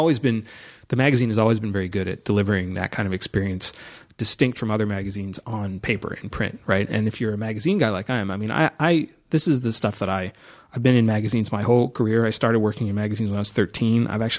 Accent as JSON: {"language": "English", "town": "Los Angeles", "region": "California", "country": "United States", "tie": "born or raised there", "said": "In Los Angeles."}